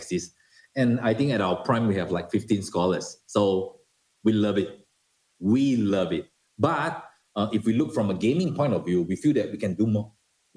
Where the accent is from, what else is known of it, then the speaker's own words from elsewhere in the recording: Singapore; moved away as an adult; I'm a Singaporean